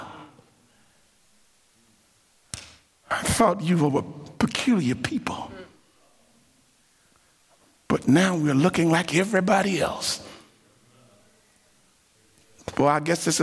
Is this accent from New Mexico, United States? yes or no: no; Dayton, Ohio, United States; I grew up in Ohio, Dayton, Ohio